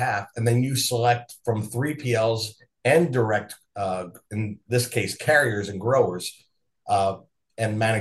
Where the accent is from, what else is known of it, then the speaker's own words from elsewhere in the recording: Philadelphia, Pennsylvania, United States; now in Minneapolis, United States; I'm originally from Philadelphia